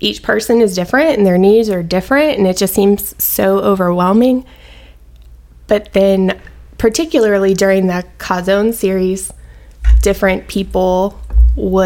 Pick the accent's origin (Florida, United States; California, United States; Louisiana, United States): Louisiana, United States; moved away as an adult; also born or lived in Baton Rouge, Louisiana / Mandeville, Louisiana / Alabama; So I am from Louisiana. I was born in Baton Rouge, and I lived there until I was about 11. And then my parents got divorced, and I moved with my sister and I moved with my mom to Mandeville